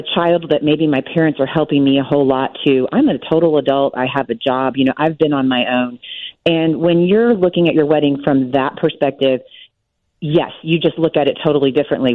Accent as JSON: {"language": "English", "region": "Texas", "country": "United States", "said": "I'm from Texas"}